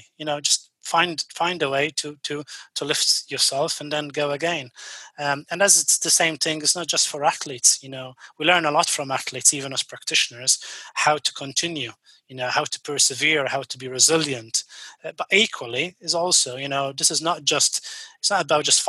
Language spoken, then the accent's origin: English; Malta; now in United Kingdom; my home country, which is actually Malta